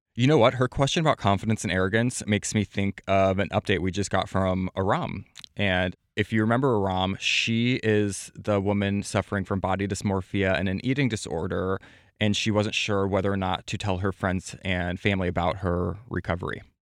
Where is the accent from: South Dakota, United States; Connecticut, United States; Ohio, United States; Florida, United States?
South Dakota, United States; Platte; I'm from Platte, South Dakota, population thirteen hundred